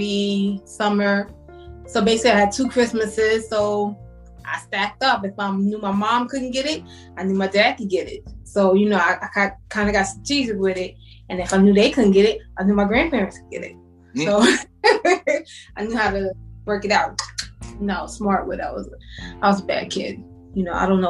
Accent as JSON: {"language": "English", "town": "New York City", "region": "New York", "country": "United States", "tie": "born or raised there", "said": "I'm from Brooklyn, born and raised. Still here"}